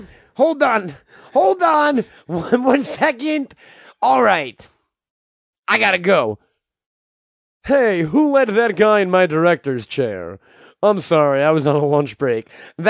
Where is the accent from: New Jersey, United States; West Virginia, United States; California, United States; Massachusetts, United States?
New Jersey, United States; also born or lived in Connecticut; All over. Muncie, Connecticut. Muncie, Connecticut. New Jersey. Mostly New Jersey.